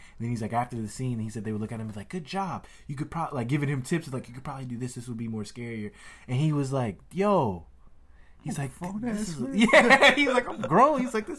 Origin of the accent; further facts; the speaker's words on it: Louisiana, United States; it reminds me of growing up in Louisiana 100%.